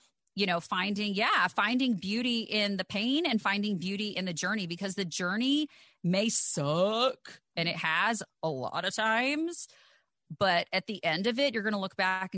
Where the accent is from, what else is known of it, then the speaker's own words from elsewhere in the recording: the South, United States; growing up in the South